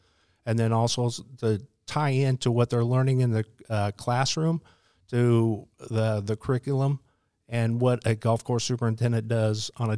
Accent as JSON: {"language": "English", "region": "Midwest", "country": "United States", "tie": "born or raised there", "said": "And then when I grew up out in the Midwest, I always lived in the basement because it was cooler in the summer and warmer in the winter."}